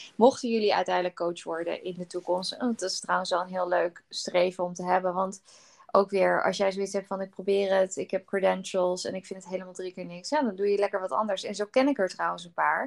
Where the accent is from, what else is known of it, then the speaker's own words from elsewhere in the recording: Netherlands; als Nederlanders